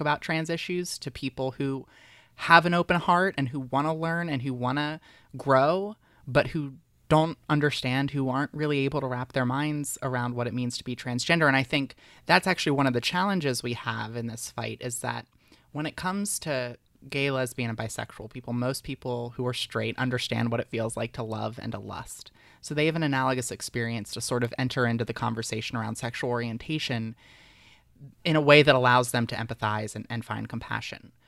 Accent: Delaware, United States; I was very involved in politics in middle school and high school in my home state. Delaware's very tiny

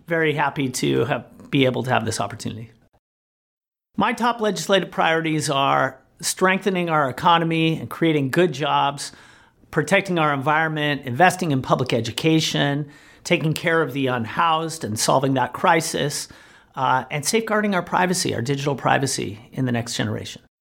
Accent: Long Beach, California, United States; Born and raised in Long Beach, California

